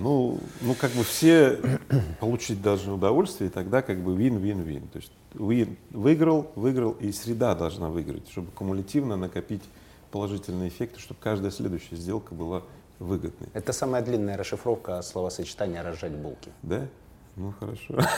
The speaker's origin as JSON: {"language": "Russian", "town": "Magnitogorsk", "region": "Chelyabinsk Oblast", "country": "Russia", "tie": "born or raised there", "moved": "yes", "said": "я был на одном из объектов в Магнитогорске, в моем родном городе"}